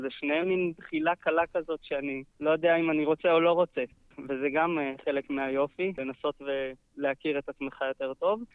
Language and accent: Hebrew; Ein Dor, Northern District, Israel; גר בקיבוץ עין-דור, uh, פחות או יותר כל חיי, נולדתי שם, חוץ מגיחות קטנות החוצה ללימודים, uh, גרתי שם כל החיים